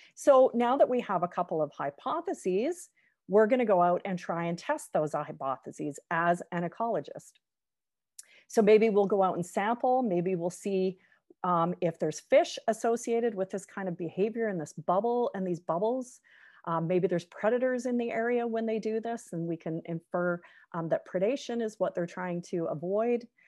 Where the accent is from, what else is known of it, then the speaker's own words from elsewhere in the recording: Victoria, British Columbia, Canada; I grew up in Victoria on, uh, the, uh, west coast of Canada